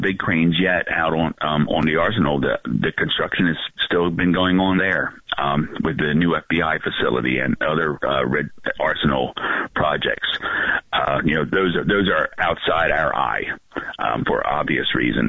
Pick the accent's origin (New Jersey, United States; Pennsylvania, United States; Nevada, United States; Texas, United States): New Jersey, United States; that's 25 miles from my hometown